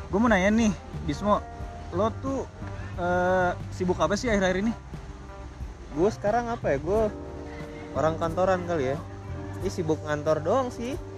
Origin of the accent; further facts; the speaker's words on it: Papua, Indonesia; sorry dulu kita kecilnya di Papua